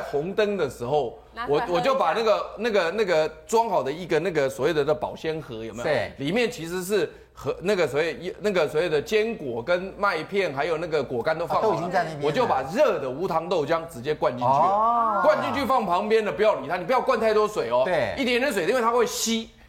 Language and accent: Chinese; Taiwan; 他的吃法是有点像我们台湾人吃稀饭的